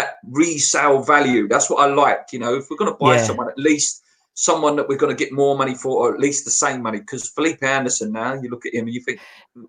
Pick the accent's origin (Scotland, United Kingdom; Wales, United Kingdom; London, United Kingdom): London, United Kingdom; Canning Town; I'm originally from Canning Town, obviously.